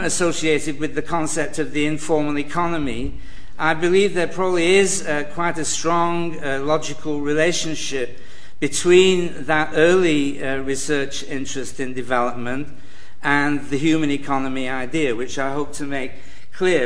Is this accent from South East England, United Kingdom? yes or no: no; Manchester, North West England, United Kingdom; I'm from Manchester, where we know the price of everything and the value of nothing